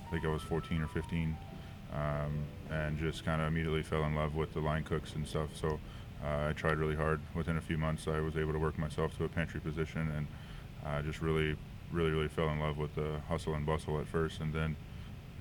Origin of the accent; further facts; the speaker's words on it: Raceland, Louisiana, United States; moved away as an adult; also born or lived in New Orleans; now in San Francisco, United States; I grew up in Southern Louisiana. Most of my life I lived in a town, Raceland, about an hour and a half or hour southwest of New Orleans